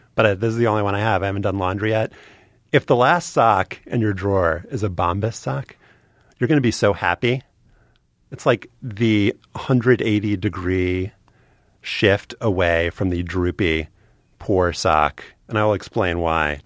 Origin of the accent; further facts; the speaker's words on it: New Orleans, Louisiana, United States; I grew up in New Orleans